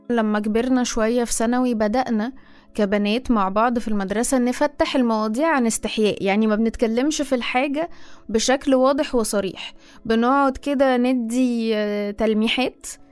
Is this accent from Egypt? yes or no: yes; Egypt; also born or lived in Cairo; أنا مصرية مقيمة في القاهرة حاليا